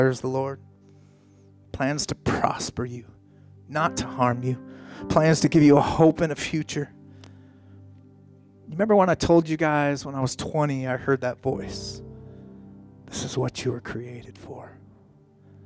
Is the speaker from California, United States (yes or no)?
no; Colorado, United States; moved away; I grew up in Colorado